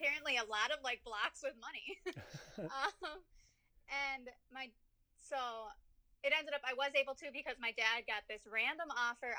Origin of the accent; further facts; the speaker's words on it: St. Paul, Minnesota, United States; I was born and raised in St. Paul